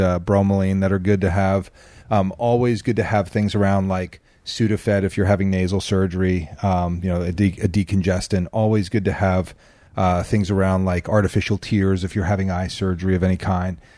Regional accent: New Jersey, United States; now in California, United States; I'm from Jersey

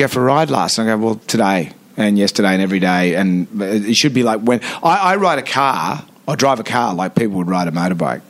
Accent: Sydney, New South Wales, Australia; growing up in Sydney

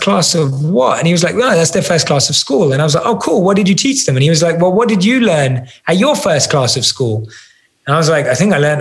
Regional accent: London, United Kingdom; I still look like I'm from London and don't fit

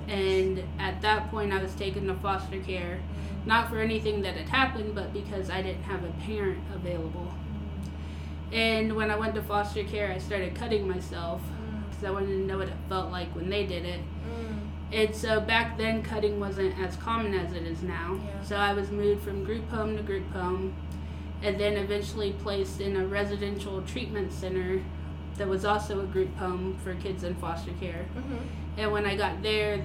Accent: Central Florida, United States; I grew up in Central Florida

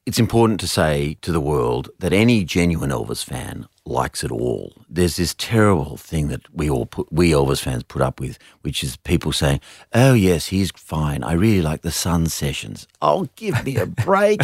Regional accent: Australia; as an Australian man

